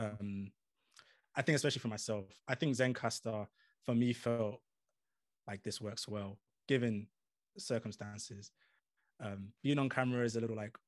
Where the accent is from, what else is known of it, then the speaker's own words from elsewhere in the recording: United Kingdom; moved away as an adult; now in United States; as a Brit